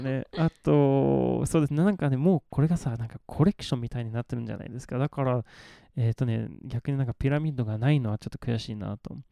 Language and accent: Japanese; Malmö, Skåne, Sweden; Japanese is a second language; moved away; 私の生まれ育ったマルメっていう町です